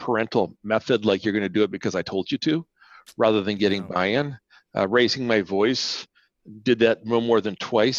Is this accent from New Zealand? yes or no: no; Canada; first language Spanish; which is a mother language of mine, but not what I spoke most of my life growing up in Canada